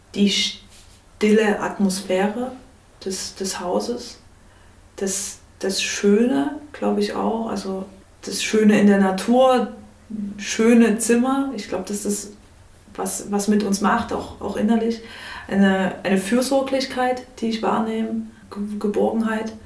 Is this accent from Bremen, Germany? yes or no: no; Chemnitz, Saxony, Germany; now in Leipzig, Germany; bin in Chemnitz aufgewachsen und habe dann auch in Leipzig studiert